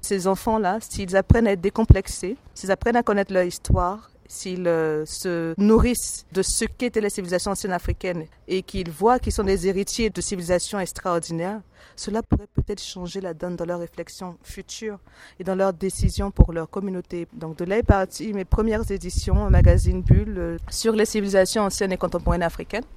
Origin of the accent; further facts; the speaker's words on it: Côte d’Ivoire; je suis originaire de la Côte d'Ivoire